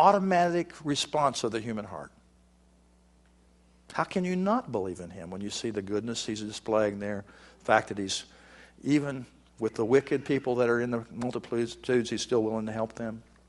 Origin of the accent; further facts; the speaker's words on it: Texas, United States; moved away as an adult; also born or lived in Virginia; I'm originally from Texas, and I'm living in Texas now, but I was living in Virginia at the time